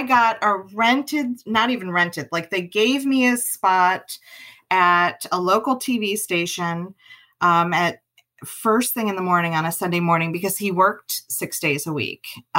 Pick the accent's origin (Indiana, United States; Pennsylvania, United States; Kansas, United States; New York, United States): New York, United States; accent: Western New York; And if you can't tell from my accent, and a lot of my thought has been around accents and thinking through people, the way they talk, their cadence, their dialect. I'm from Western New York. I've lived in 6 different states, and I was pretty new to Kentucky.